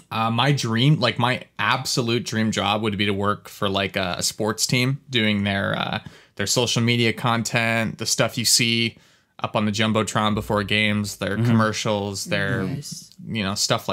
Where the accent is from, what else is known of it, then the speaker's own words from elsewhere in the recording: New Jersey, United States; I'm from New Jersey